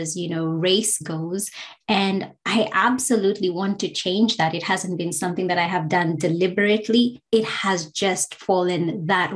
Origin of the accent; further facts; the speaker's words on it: Kenya; now in Australia; I'm a Black migrant woman from Kenya